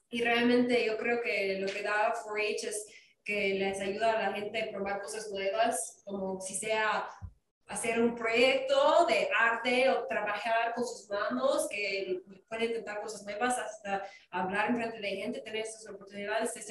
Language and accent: Spanish; Wisconsin, United States; Spanish is a second language; moved away as an adult; now in Washington, D.C., United States; ah, yo soy originalmente de Wisconsin